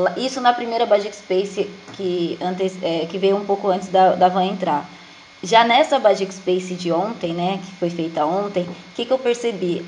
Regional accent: Alagoas, Brazil; now in Jandira, Brazil; eu sou de Alagoas, né, mas atualmente moro em Jandira, São Paulo

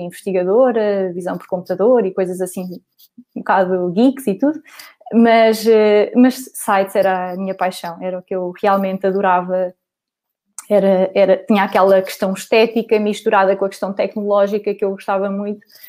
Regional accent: Coimbra, Centro, Portugal; sou de Coimbra

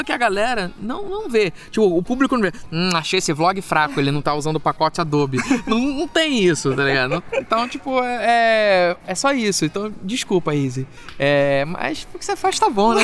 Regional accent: Rio de Janeiro, Brazil; moved away as an adult; now in Belo Horizonte, Brazil; eu sou do Rio de Janeiro

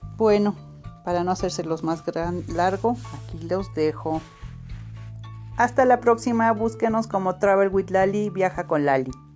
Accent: Mexico; somos mexicanos o mexicanas

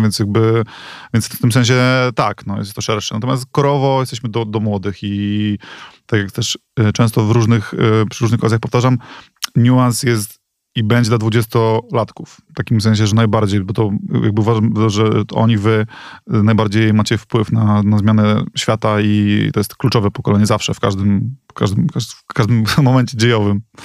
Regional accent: Reda, Pomeranian Voivodeship, Poland; moved away as an adult; also born or lived in Gdynia; now in Warsaw, Poland; pochodzę z Redy

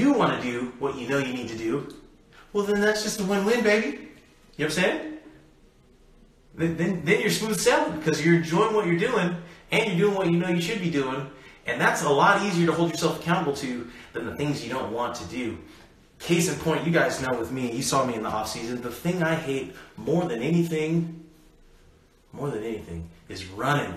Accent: United States; I was born in America.

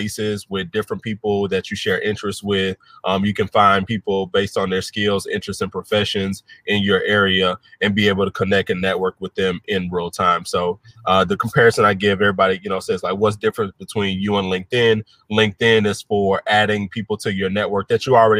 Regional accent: Chattanooga, Tennessee, United States; moved away as an adult; now in Detroit, United States; So I'm originally from Chattanooga, Tennessee, born and raised. I moved to Detroit about 4.5 years ago

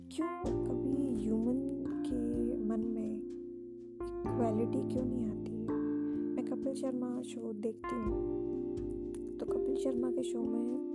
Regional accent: India

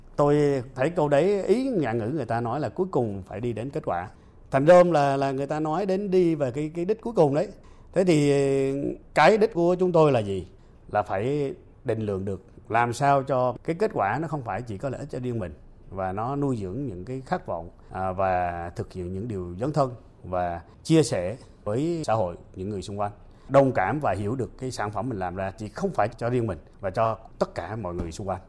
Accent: Phu Yen, Vietnam; sinh ra và lớn lên ở Phú Yên

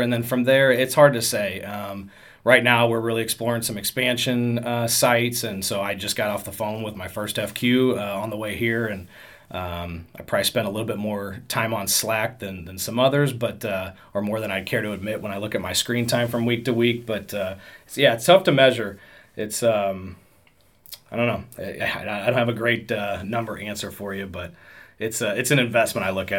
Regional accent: St. Louis, Missouri, United States; also born or lived in Decatur, Illinois; I'm from St. Louis originally, so we moved back here.

